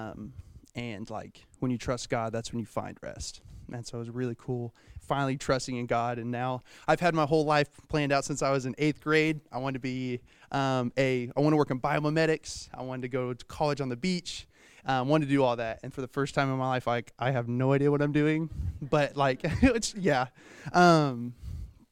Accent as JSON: {"language": "English", "town": "Owosso", "region": "Michigan", "country": "United States", "tie": "born or raised there", "said": "came back to Owosso, and met all my friends that I still have to this day"}